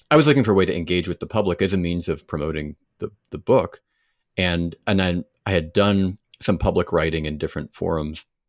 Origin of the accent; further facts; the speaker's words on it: United States; as an American